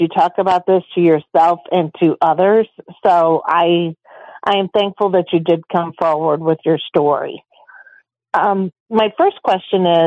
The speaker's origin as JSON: {"language": "English", "town": "St. Louis", "region": "Missouri", "country": "United States", "said": "I'm from St. Louis"}